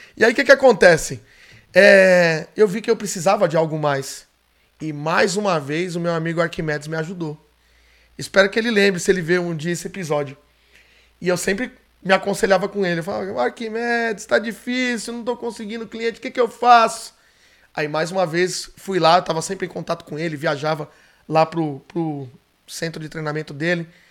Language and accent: Portuguese; São Paulo, Brazil; onde eu morava, onde eu nasci, na zona norte de São Paulo, na Vila Maria